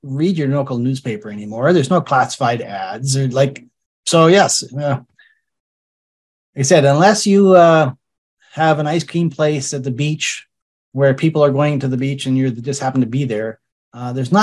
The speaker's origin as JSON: {"language": "English", "town": "Calgary", "region": "Alberta", "country": "Canada", "tie": "born or raised there", "said": "I grew up in Calgary, which is an oil and gas town."}